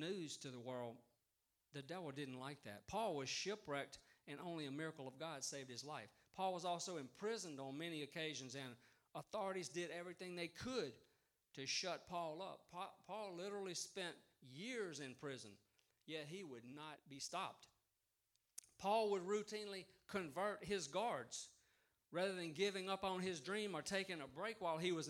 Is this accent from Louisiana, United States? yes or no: yes; Vidalia, Louisiana, United States; moved away as an adult; also born or lived in Baton Rouge, Louisiana; I grew up in Vidalia, a town of 7,000 people when I was there, and shrinking, it's a lot less now.